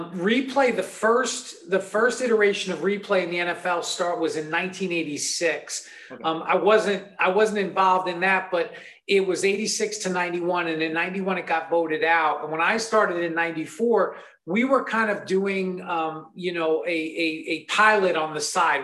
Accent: New York, United States; growing up in New York

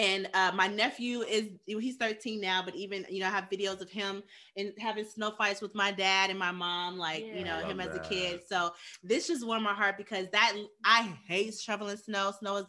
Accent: Chicago, Illinois, United States; now in California, United States; so I'm originally from Chicago

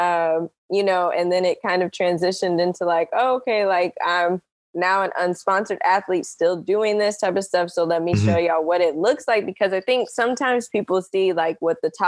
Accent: Kansas City, Missouri, United States; I'm from Kansas City

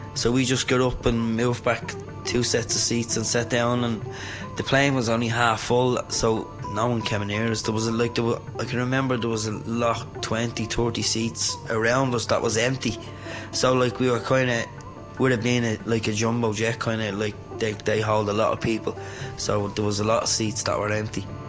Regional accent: Dublin, Leinster, Ireland; I was born and bred in Dublin, reared in Cabra

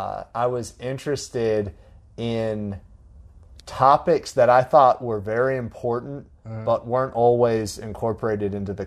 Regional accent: Tallahassee, Florida, United States; moved away as an adult; also born or lived in Auburn, Alabama; now in Clemson, United States; I grew up in Tallahassee

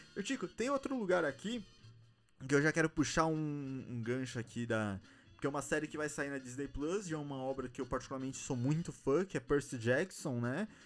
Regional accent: São Paulo, Brazil; a gente é de São Paulo, a gente veio pra cá a trabalho

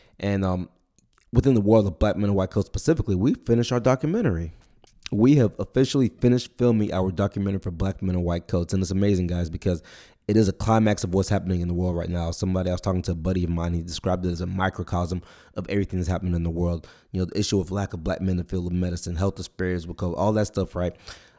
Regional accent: Nigeria; born there; I was born in Nigeria, so for me it'd be my country too.

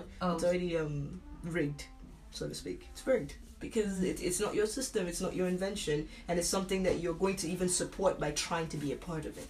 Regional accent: Nigeria; I'm a Nigerian bodybuilder myself.

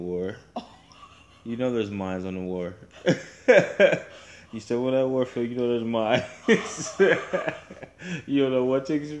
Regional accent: United States; I grew up in Washington.

